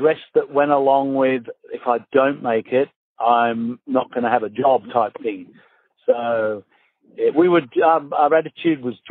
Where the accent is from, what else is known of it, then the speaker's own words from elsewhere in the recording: St Helens, North West England, United Kingdom; moved away as an adult; also born or lived in Manchester; now in Australia; I was born just outside Manchester, and I lived a long time in St. Helens.